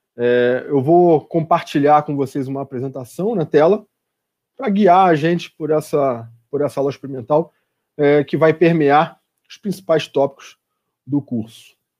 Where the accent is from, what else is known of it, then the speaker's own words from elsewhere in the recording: Rio de Janeiro, Brazil; now in São Paulo, Brazil; no Rio de Janeiro, que é de onde eu sou, o estado de onde eu sou